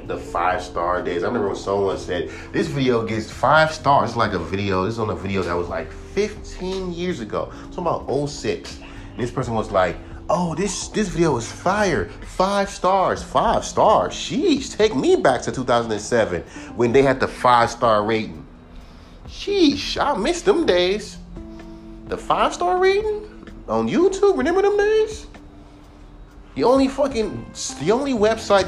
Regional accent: California, United States; I was born and raised in California.

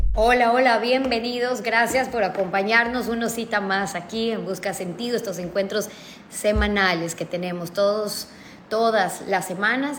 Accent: Ecuador; como ecuatoriana

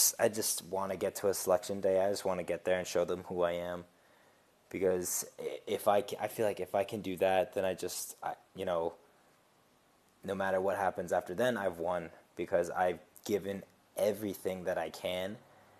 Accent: Switzerland; also born or lived in United States; I grew up in Switzerland as well as in the States

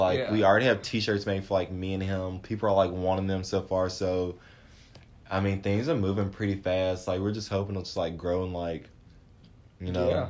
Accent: Clinton, Mississippi, United States; moved away as an adult; now in Starkville, United States; So I'm from Clinton, Mississippi, and it's about 2.5 hours away from Starkville

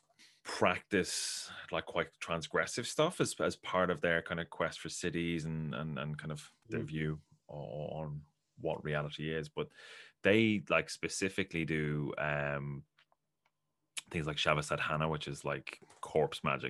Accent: Ireland; I'm from Ireland

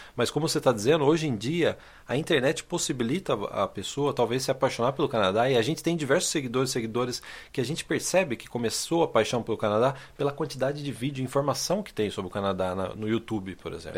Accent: Brazil; a primeira vez que a gente saiu do Brasil em 93

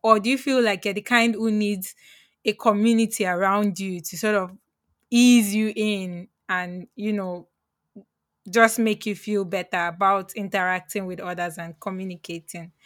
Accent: Lagos, Nigeria; moved away; I'm from Lagos

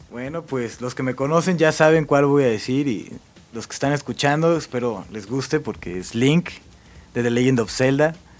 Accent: Mexico City, Mexico; also born or lived in Monterrey; mi papá se vino por el trabajo. para acá. Entonces soy más chilango que regio

